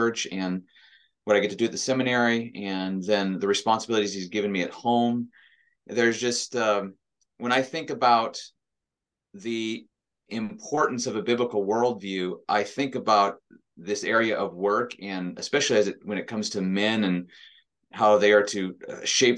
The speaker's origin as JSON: {"language": "English", "region": "Montana", "country": "United States", "tie": "born or raised there", "said": "I grew up in Montana"}